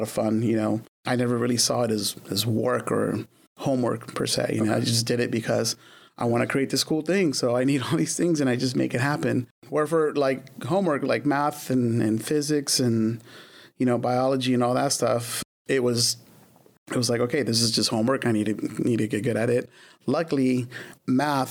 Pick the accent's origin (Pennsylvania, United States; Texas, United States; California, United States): California, United States; Glendale; also born or lived in Watts, Los Angeles, California; I was there until pretty much the end of fourth grade.